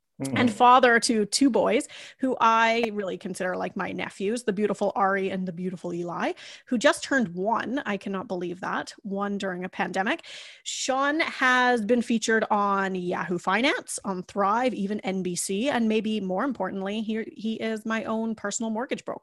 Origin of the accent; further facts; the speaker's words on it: Kamloops, British Columbia, Canada; moved away as an adult; now in Langley, Canada; I actually grew up in Kamloops, where I met my husband